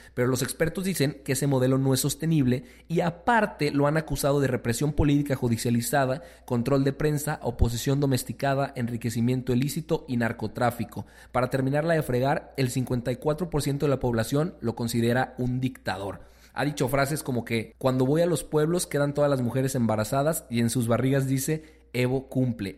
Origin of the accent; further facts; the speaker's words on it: Mexico; nuestro México